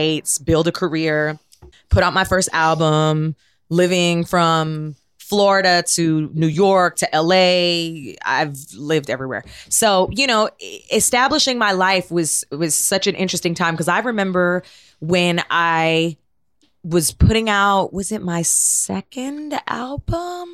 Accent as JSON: {"language": "English", "town": "Toronto", "region": "Ontario", "country": "Canada", "tie": "born or raised there", "moved": "yes", "said": "I grew up in Toronto"}